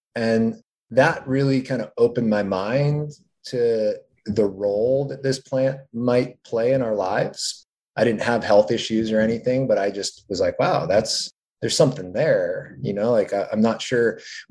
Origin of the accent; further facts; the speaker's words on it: New England, United States; moved away as an adult; now in California, United States; I'm from New England originally